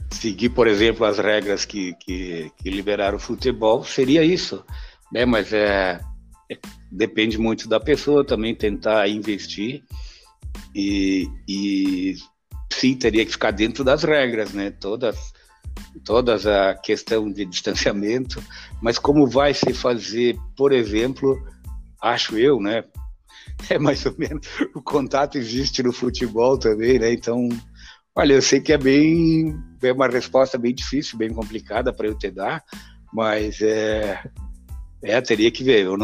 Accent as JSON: {"language": "Portuguese", "town": "Feliz", "region": "Rio Grande do Sul", "country": "Brazil", "tie": "born or raised there", "said": "Eu sou natural da Cidade Feliz."}